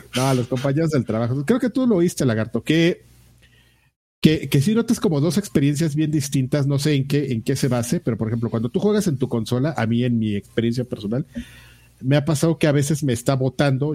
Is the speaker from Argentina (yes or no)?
no; Mexico; soy mexicano